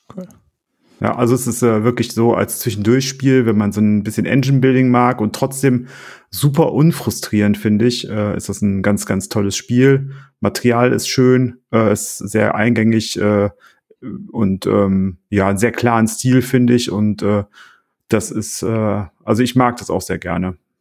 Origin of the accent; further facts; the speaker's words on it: Oberbergisches Land, North Rhine-Westphalia, Germany; als Oberberger